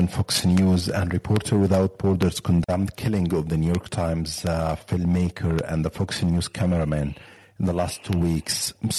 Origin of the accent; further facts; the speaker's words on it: Egypt; I'm Egyptian. I'm from the Middle East.